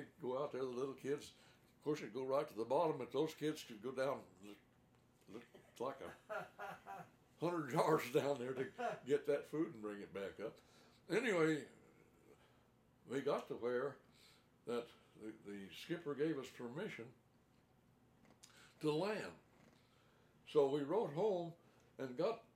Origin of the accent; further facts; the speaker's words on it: Crane, Missouri, United States; when I was growing up in Crane, that was in the 1930s